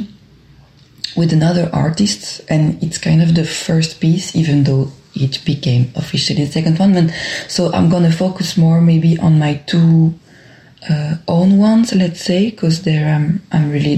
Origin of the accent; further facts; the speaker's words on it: Brussels, Brussels-Capital Region, Belgium; accent: French; English is a second language; I just say it now with my French accent. I'm a dancer, choreographer, performer in Brussels and from Brussels.